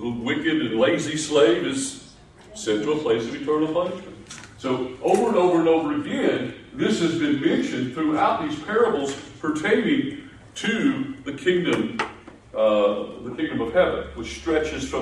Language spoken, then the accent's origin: English; Appalachia, United States; I grew up in Appalachia back in the 60s